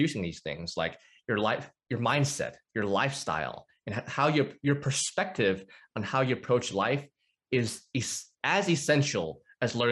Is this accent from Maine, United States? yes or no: no; North Arkansas, United States; So I grew up in the Bible Belt. I'm in Arkansas. North Arkansas, actually.